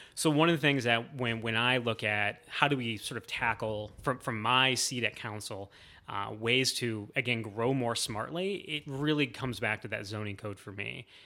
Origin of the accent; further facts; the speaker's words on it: Northwest Ohio, United States; moved away as an adult; now in Columbus, United States; I grew up in Northwest Ohio.